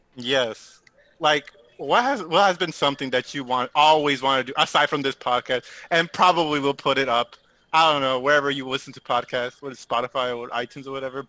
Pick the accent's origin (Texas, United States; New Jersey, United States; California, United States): California, United States; Southern; I am from SoCal.